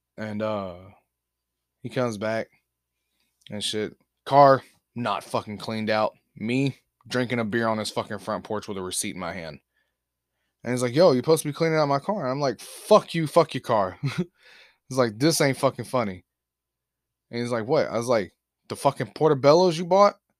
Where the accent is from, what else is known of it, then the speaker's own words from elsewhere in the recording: Alabama, United States; moved away; I'm from Alabama